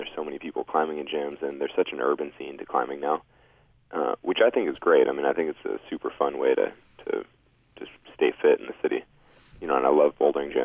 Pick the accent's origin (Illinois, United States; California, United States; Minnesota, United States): California, United States; Sacramento; near where I grew up in Sacramento